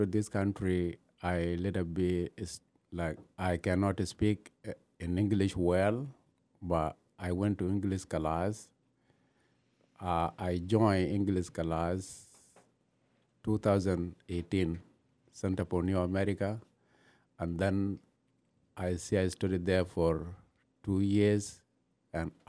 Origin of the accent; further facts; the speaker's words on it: Ethiopia; first language Anuak; English is a second language; also born or lived in South Sudan / Kenya; now in United States; when I say my country, mean where I grew up, because I am from Ethiopia.